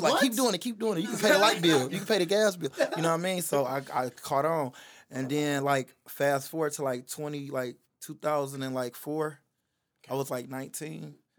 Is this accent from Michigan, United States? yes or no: yes; Detroit, Michigan, United States; So like, I'm from Detroit